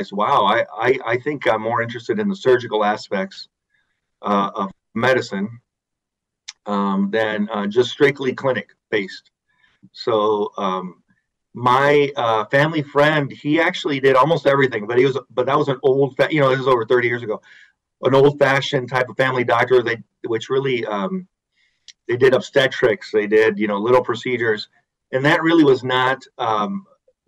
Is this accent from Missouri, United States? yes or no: no; San Diego, California, United States; moved away as an adult; also born or lived in Indiana; now in Grand Rapids, United States; I am originally from San Diego, California, but I've been out here for at least 25 years